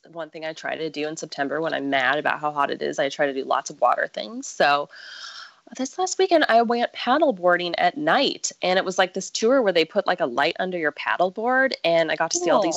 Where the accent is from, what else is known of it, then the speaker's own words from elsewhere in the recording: Midwest, United States; now in San Diego, United States; I am from the Midwest